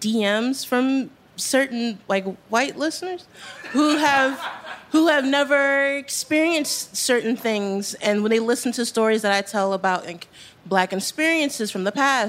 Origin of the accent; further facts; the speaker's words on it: Baltimore, Maryland, United States; moved away as an adult; now in New York, United States; I grew up in Baltimore, which was, you know, a slave town and full of historical artifacts.